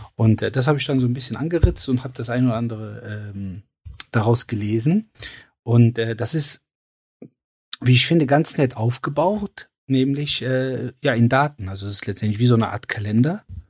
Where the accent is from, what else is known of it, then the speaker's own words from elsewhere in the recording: Cologne, North Rhine-Westphalia, Germany; ich komme aus Köln.